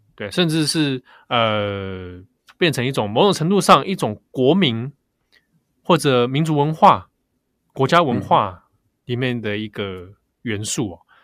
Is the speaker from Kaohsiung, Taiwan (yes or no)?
no; Taipei, Taiwan; 我那时候小时候住在北投啦